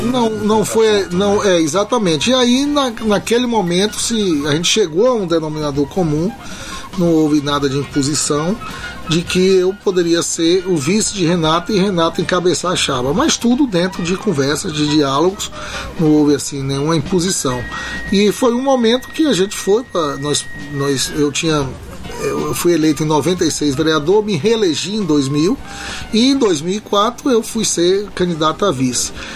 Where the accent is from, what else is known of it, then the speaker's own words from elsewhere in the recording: Itabuna, Bahia, Brazil; eu cresci brincando no bairro da Conceição